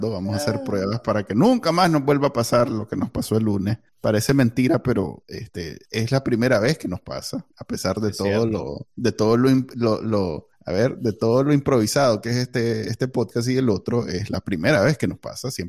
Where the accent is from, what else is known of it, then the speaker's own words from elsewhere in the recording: Nicaragua; moved away; yo estoy cachimbeado porque desde que me vine de Nicaragua, es más, desde antes, yo en Nicaragua creo que dejé de pagar cable en algún momento